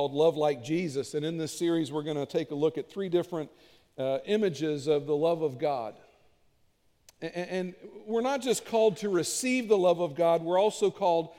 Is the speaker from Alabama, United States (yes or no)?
no; Cincinnati, Ohio, United States; I grew up in the Cincinnati area